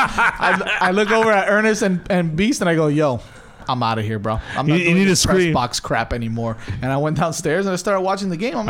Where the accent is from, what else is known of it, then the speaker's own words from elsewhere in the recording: Miami, Florida, United States; I'm from Miami, baby.